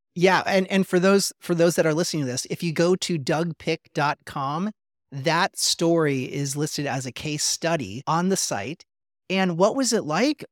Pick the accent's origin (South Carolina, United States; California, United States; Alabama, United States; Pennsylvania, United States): California, United States; Los Angeles; growing up in Los Angeles